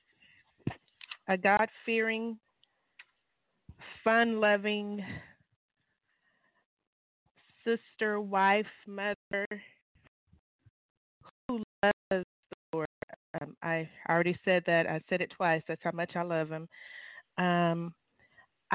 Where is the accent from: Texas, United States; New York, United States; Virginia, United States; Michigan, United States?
Texas, United States; Irving; I am from Irving, a little small black community called Bear Creek